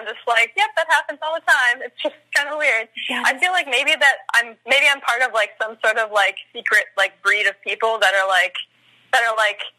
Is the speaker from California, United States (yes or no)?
yes; Oxnard, California, United States; moved away as an adult; now in San Francisco, United States; I'm actually originally from Oxnard, California, which is sort of near like Santa Barbara area. And I came up to San Francisco after high school to go to college